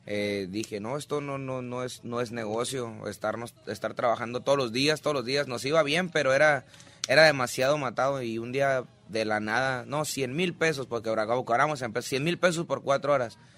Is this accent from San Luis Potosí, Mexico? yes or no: no; Nayarit, Mexico; Yo soy de Nayarit.